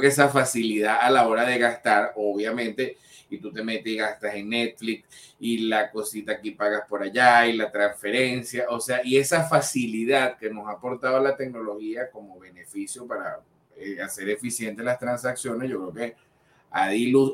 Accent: Venezuela; como venezolanos creadores de contenido

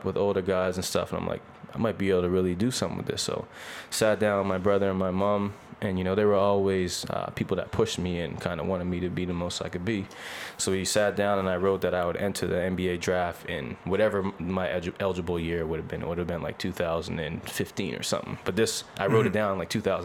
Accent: North Preston, Nova Scotia, Canada; moved away as an adult; now in Halifax, Canada; I'm from North Preston, Nova Scotia. Shout out North Preston. A small community just outside of Halifax. Actually one of the largest black communities in Canada. Yeah, that's where I'm from. Born and raised.

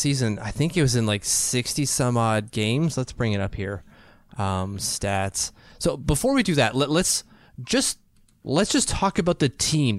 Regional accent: Canada; Hell, as a Canadian, we've seen Casey Cizikas kill penalties like a champion for years.

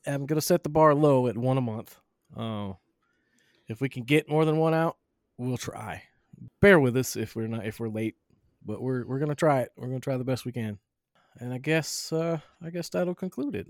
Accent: Southern, United States; accent: Southern; Southern and profanity. I speak both fluently

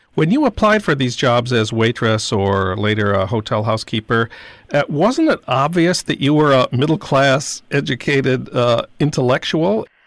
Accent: St. Paul, Minnesota, United States; my hometown of St. Paul

